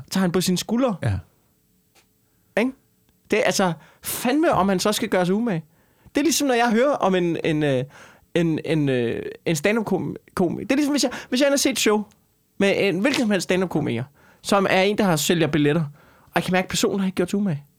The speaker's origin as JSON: {"language": "Danish", "town": "Skanderborg", "region": "Central Denmark Region", "country": "Denmark", "said": "jeg kommer fra Skanderborg."}